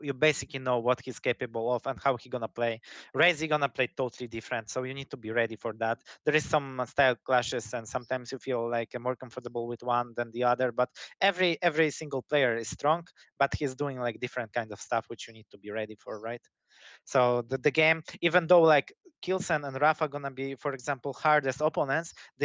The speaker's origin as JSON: {"language": "English", "country": "Poland", "second_language": "English", "said": "I'm from Poland."}